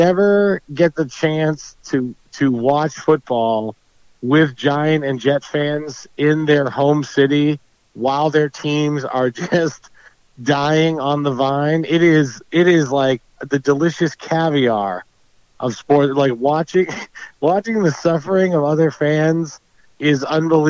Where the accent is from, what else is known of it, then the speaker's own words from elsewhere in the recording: New Hampshire, United States; I'm from New Hampshire